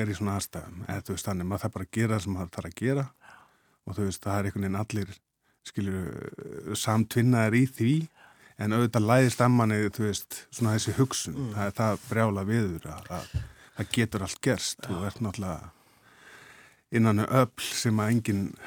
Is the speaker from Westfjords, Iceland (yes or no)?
yes; Ísafjörður, Westfjords, Iceland; ég er að vestan. Ísafjörði